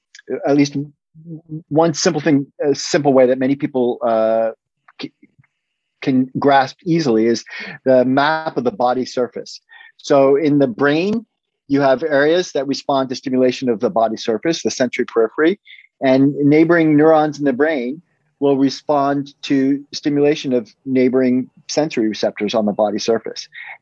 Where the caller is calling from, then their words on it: Guilford, Connecticut, United States; I'm calling from Guilford, Connecticut, which is a little suburb of New Haven, Connecticut, where Yale is located.